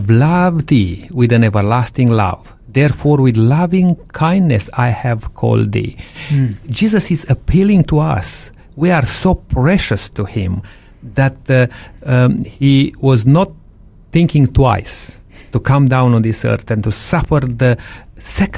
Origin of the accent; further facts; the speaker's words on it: Transylvania, Romania; moved away; I came from Transylvania, Romania, which we raise sheep there